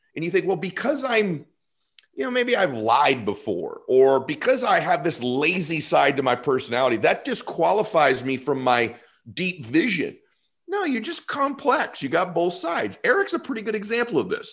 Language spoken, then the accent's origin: English; Boston, Massachusetts, United States; moved away; I am from Boston originally